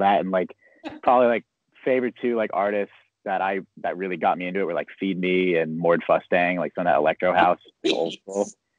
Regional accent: San Diego, California, United States; So I'm from San Diego too. One of those rare people you find in San Diego that actually grew up here.

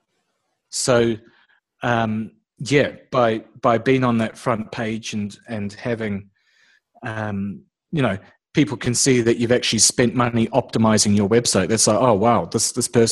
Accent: New Zealand; moved away as an adult; now in Australia; originally I'm from New Zealand, so I'm what's referred to as a Kiwi over here. And I've been living now in Australia for 4 years

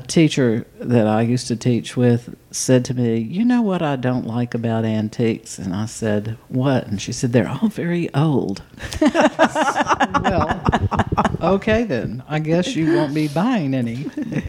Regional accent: Auburn, Alabama, United States; I grew up in Auburn

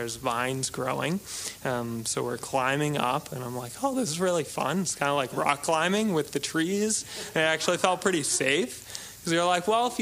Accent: New England, United States; we grew up in New England

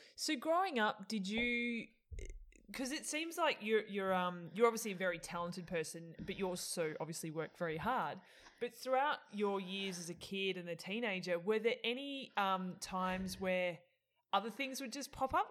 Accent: Australia; I'm Australian

